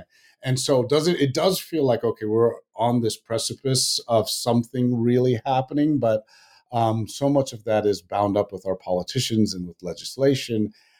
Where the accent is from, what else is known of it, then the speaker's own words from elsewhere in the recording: Virginia, United States; You know, I grew up in Virginia, which I didn't even, Northern Virginia, which I didn't even realize was south of the Mason-Dixon line